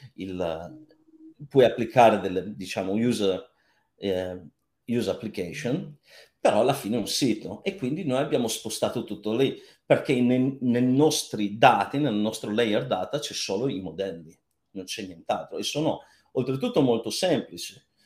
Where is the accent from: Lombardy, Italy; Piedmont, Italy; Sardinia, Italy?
Piedmont, Italy; Cuneo; moved away; io sono di Cuneo